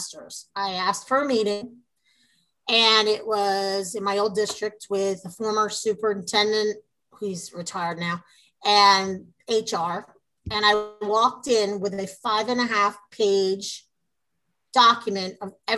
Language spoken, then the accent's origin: English; New York, United States; now in Texas, United States; we're from New York